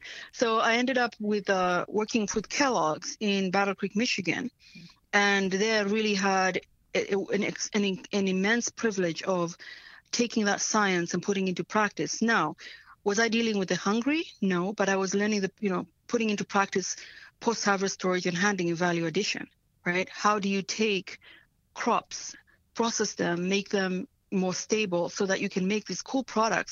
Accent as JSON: {"language": "English", "country": "Tanzania", "tie": "born or raised there", "second_language": "English", "moved": "yes", "said": "I was born in Tanzania, and I grew up during in the 70s, during the time when Idi Amin was waging war in Uganda and then came into Tanzania and was waging war with us"}